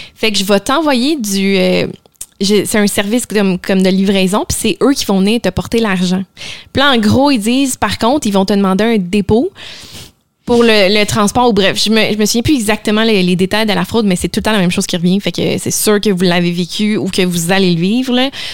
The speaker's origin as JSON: {"language": "French", "town": "Laval", "region": "Quebec", "country": "Canada", "tie": "born or raised there", "also_born_or_lived": "Montreal", "said": "on a grandi à Laval"}